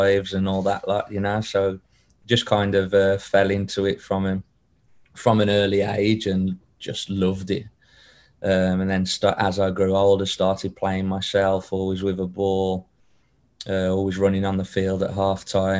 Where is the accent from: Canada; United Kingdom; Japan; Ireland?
United Kingdom; Wolverhampton, West Midlands; also born or lived in Denmark; now in Sacramento, United States; I'm from Wolverhampton, up in the West Midlands, and I was pretty much just born into football